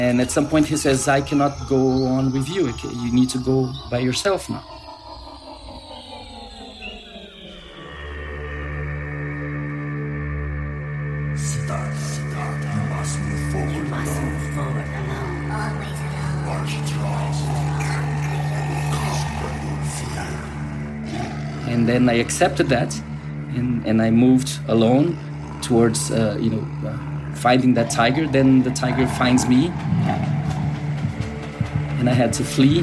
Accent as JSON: {"language": "English", "country": "Brazil", "said": "I'm a neuroscientist from Brazil."}